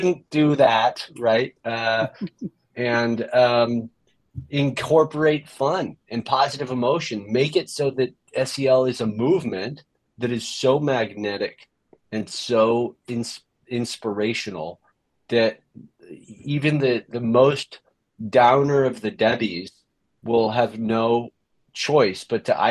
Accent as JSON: {"language": "English", "region": "California", "country": "United States", "moved": "yes", "lives_now": "New Jersey, United States", "said": "I'm from California, so I've never seen snow"}